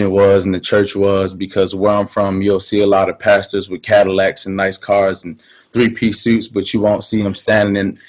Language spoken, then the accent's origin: English; Baltimore, Maryland, United States; I'm originally from West Baltimore, Maryland